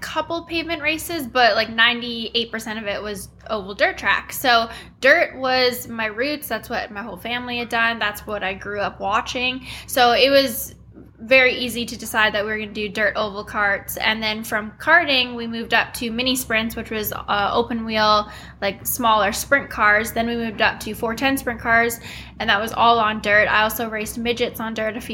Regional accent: Winnipeg, Manitoba, Canada; moved away as an adult; now in North Carolina, United States; I'm from Winnipeg, Manitoba, Canada, and I now live in North Carolina.

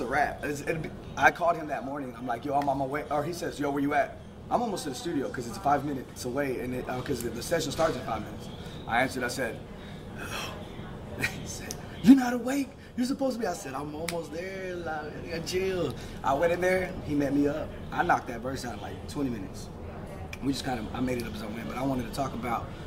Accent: Fort Worth, Texas, United States; I'm from Diamond Hill

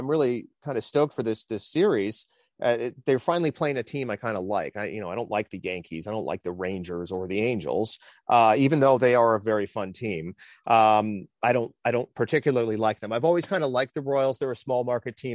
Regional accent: Canada; as a Canadian

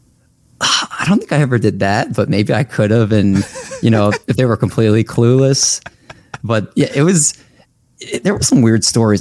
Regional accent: Olney, Maryland, United States; also born or lived in Silver Spring, Maryland / Towson, Maryland / Baltimore, Maryland; I'm from Maryland, lived here my whole life, actually

